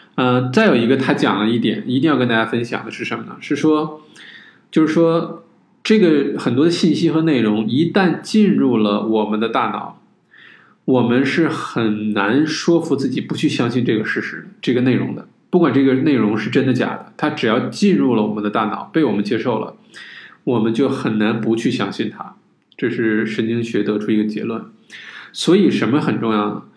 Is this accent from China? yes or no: yes; China; 就是说我们中国人不是说这个近朱者赤，近墨者黑，对吧？